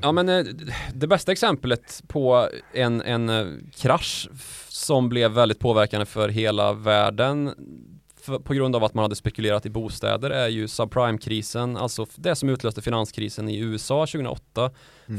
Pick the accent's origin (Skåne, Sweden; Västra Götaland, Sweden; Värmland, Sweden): Värmland, Sweden; där jag är ifrån, Värmland